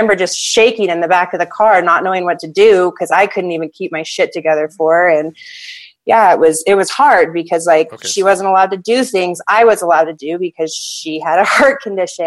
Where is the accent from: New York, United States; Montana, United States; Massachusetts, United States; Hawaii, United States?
Hawaii, United States; we grew up in Hawaii